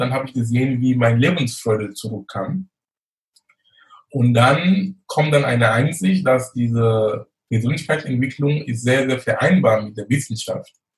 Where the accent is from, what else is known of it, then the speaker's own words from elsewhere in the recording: Cameroon; moved away as an adult; also born or lived in Munich, Germany; now in Germany; ich komme gebürtig aus Kamerun, lebe in Deutschland fast 20 Jahre, bin damals wegen Studium gekommen